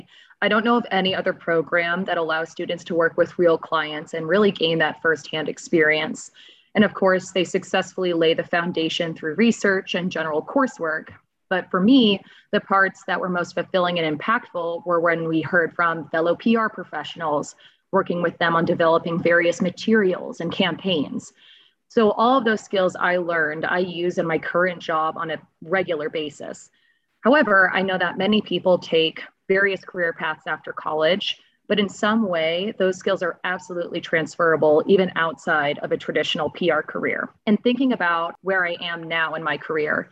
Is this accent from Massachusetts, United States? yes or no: yes; Boston, Massachusetts, United States; also born or lived in Florida; now in Los Angeles, United States; I'm originally from Boston